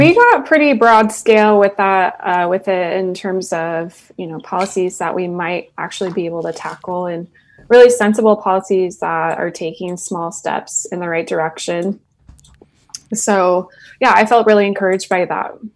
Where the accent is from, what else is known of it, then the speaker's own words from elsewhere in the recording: Middleton, Idaho, United States; I grew up in Middleton, Idaho